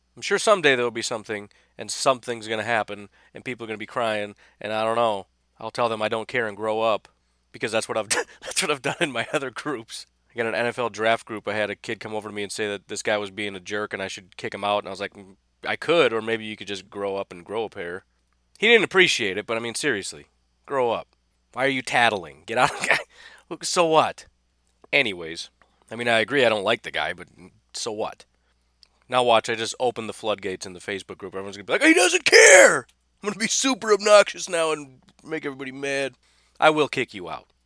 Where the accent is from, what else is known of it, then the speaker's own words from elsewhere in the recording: Illinois, United States; I, I grew up in Illinois